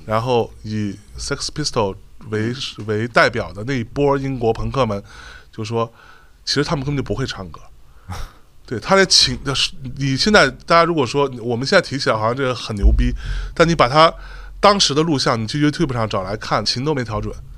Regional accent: Jiangsu, China; 我是江苏人

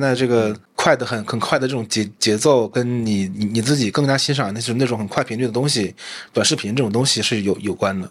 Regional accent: Daqing, Heilongjiang, China; accent: Northeastern; moved away; 我的家乡是黑龙江省大庆市，对，嗯。就是那个石油之都嘛

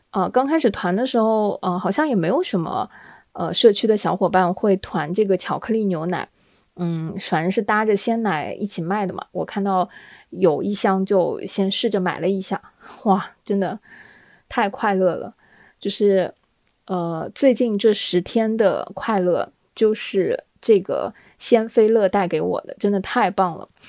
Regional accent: southern China, China; 作为南方人呢

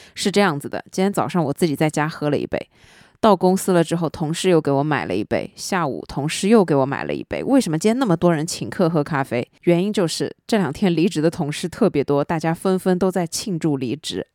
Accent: southern China, China; 作为一个南方人

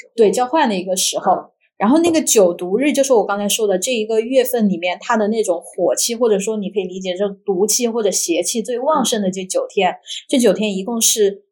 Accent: Hunan, China; 因为我湖南人嘛

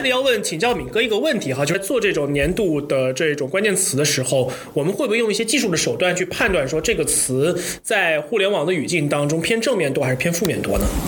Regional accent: Hubei, China; 作为一个湖北人

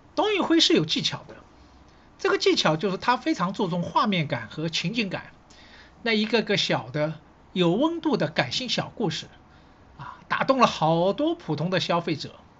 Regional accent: Shanghai, China; 因为呢，我是上海人

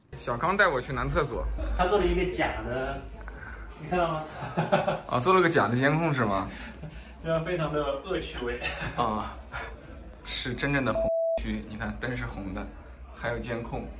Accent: Shiyan, Hubei, China; 跟我的家乡湖北石岩一样，是一座汽车城

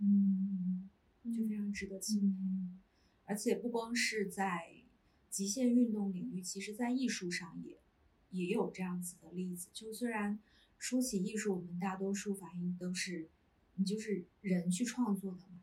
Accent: southern China, China; moved away as an adult; now in Beijing, China; 就我是南方人 。然嗯。后是一个没有，几乎没有冬天的地方，四季常青

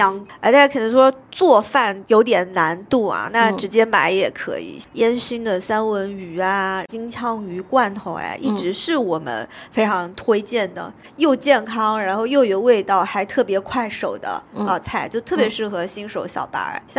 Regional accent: China; 就很多适合我们中国人的口味的一些做法

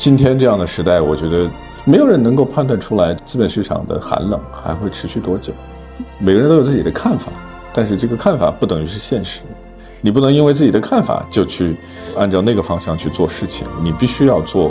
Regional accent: China; 咱们中国的土生土长的人，即使有国际的经验，最后回到这片土地，都是一样的原因吧？这还是自己的家园吧，对吧？

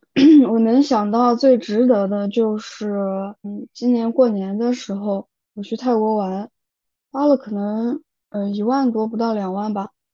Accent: China; moved away as an adult; also born or lived in Europe; 我们中国人的这种血脉开始觉醒

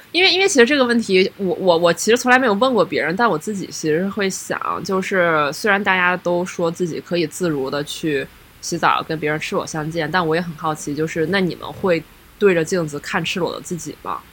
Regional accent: Heilongjiang, China; now in Beijing, China; 大家都知道我是东北人

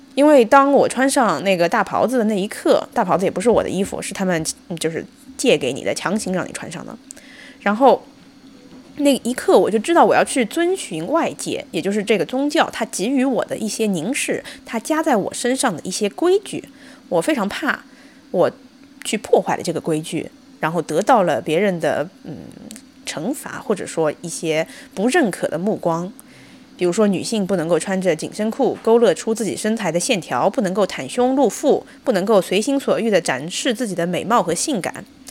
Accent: China; moved away as an adult; also born or lived in Qatar; now in Boston, United States; 作为一个中国人，可能我就是习惯了面条上面撒葱花

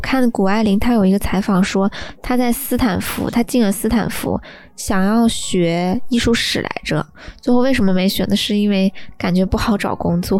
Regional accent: Taiyuan, Shanxi, China; now in Beijing, China; 我妈也从太原老家来到了北京

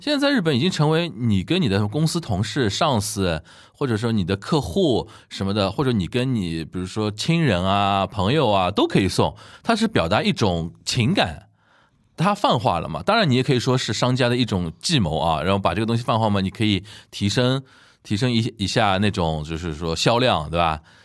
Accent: China; 我们中国人过端午节是

